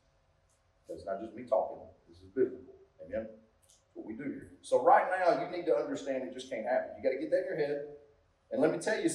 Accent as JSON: {"language": "English", "country": "United States", "said": "I'm from Cass County"}